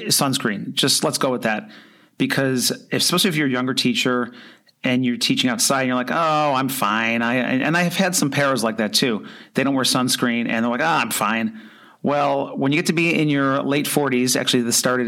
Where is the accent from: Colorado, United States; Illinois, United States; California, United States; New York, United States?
New York, United States; Buffalo; now in Florida, United States; I grew up near Buffalo, New York